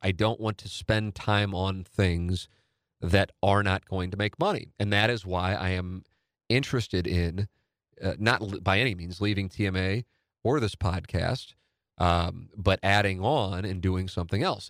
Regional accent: St. Louis, Missouri, United States; when you grow up in South Saint Louis

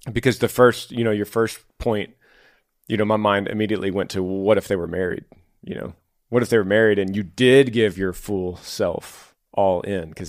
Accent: Washington, United States; I'm from Northwest Washington, 35 years old.

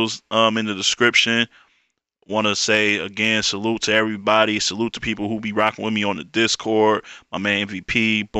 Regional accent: Detroit, Michigan, United States; I'm from Detroit, 313. Always will be.

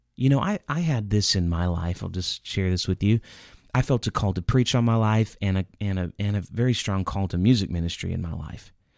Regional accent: Indiana, United States; I grew up in Indiana

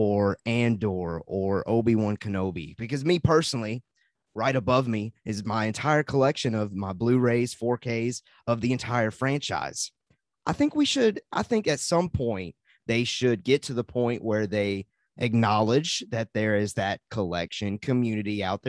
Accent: the South, United States; accent: southern; Yeah. You know, my southern accent coming in.

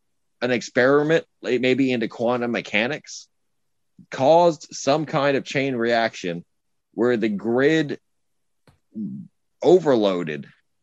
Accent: Corpus Christi, Texas, United States; I live in Corpus Christi, Texas, which is on the Gulf of Mexico.

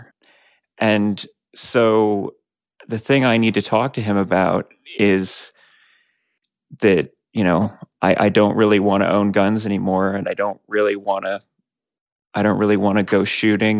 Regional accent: Morgantown, West Virginia, United States; I grew up in Morgantown, West Virginia

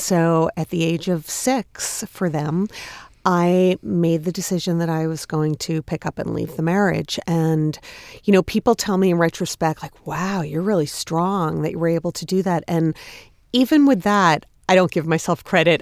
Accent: Long Island, New York, United States; born or raised there; moved away as an adult; also born or lived in Massachusetts; now in New York City, United States

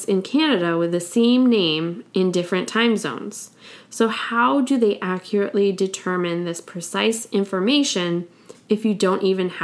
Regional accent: United States; I'm from the United States

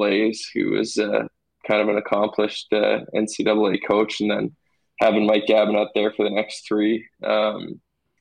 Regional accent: Portage la Prairie, Manitoba, Canada; I was really lucky to get to go through the Portage minor hockey system and, you know, play with all my buddies growing up

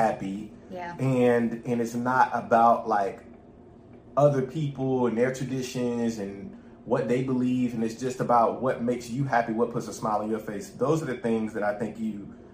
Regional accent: United States; being Black American

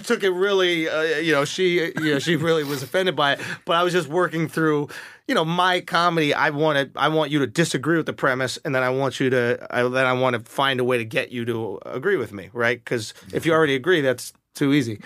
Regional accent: New York, United States; I identify as a New Yorker

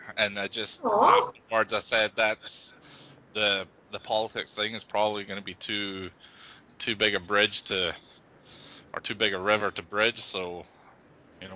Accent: Scotland, United Kingdom; accent: Scottish; moved away as an adult; now in United States; I've almost lived here as long as I lived in Scotland

